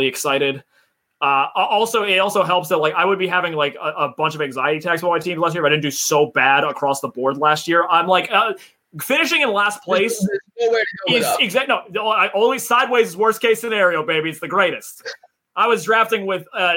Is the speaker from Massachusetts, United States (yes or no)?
yes; Massachusetts, United States; we're from Massachusetts